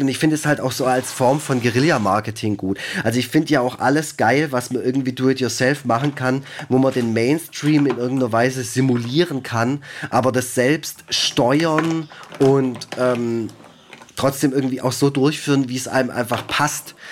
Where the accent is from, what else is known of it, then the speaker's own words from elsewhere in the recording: Germany; ich bin aus Deutschland